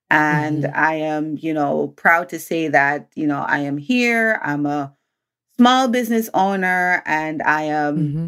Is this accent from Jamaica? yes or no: yes; Jamaica; now in United States; I'm a Jamaican born that came here